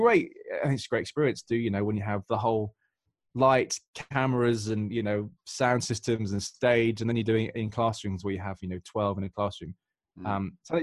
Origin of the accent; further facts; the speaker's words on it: United Kingdom; I'm from the United Kingdom